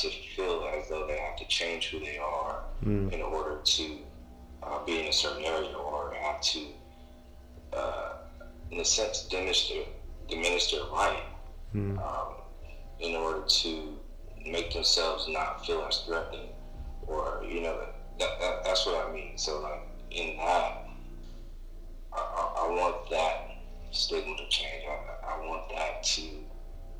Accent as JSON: {"language": "English", "town": "Austin", "region": "Texas", "country": "United States", "tie": "born or raised there", "said": "I grew up in the South. I'm from Austin, Texas"}